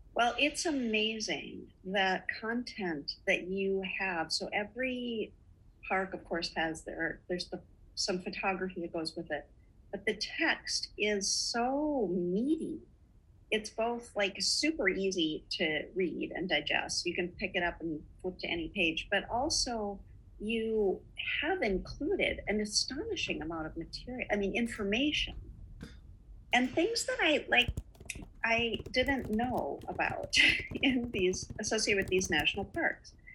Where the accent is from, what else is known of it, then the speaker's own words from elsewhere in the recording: Duluth, Minnesota, United States; We were so lucky to grow up in Duluth, Minnesota, in northern Minnesota